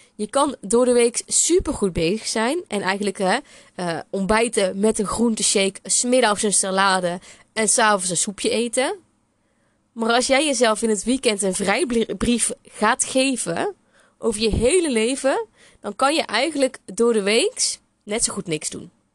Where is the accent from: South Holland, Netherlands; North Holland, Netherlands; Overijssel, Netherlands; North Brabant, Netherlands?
North Brabant, Netherlands; accent: Brabant; ik ben een Bourgondische Brabander. Dat hoor je misschien ook nog wel aan mijn accent